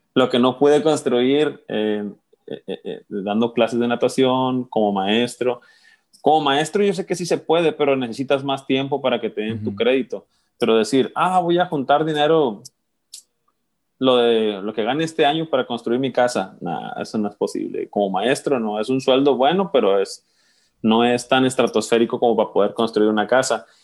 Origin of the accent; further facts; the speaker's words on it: Guamúchil, Sinaloa, Mexico; also born or lived in Culiacán / Seattle; nací en Guamuchil y crecí ahí hasta los 18 años que me fui a estudiar a la Universidad de mm. Culiacán